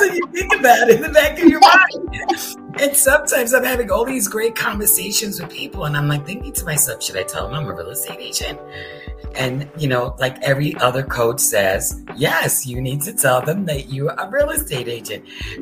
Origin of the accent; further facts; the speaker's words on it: Pennsylvania, United States; moved away as an adult; now in Florida, United States; I'm originally from Pennsylvania.